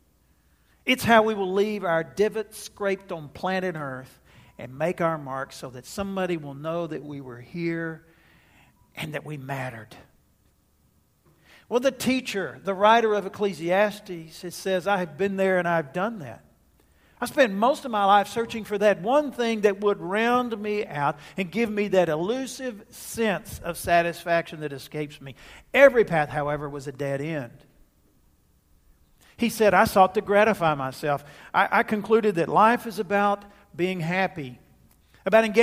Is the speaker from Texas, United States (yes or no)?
yes; Jacksonville, Texas, United States; My hometown of Jacksonville, Texas